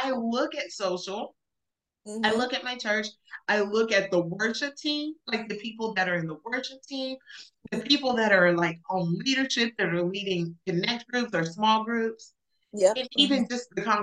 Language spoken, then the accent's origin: English; Alabama, United States; also born or lived in El Paso; now in Dallas, United States; growing up in Alabama, we went to Black church